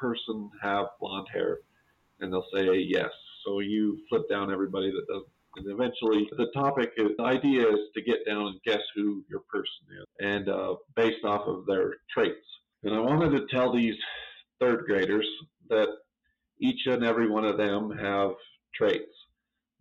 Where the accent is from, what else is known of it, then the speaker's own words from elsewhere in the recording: Monroe, United States; from Monroe